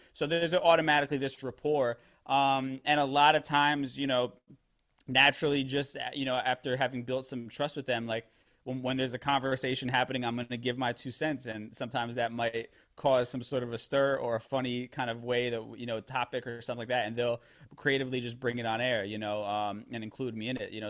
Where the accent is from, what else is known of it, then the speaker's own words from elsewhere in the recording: New York City, New York, United States; I'm from the Bronx originally, so I grew up around, you know, Black and Hispanic people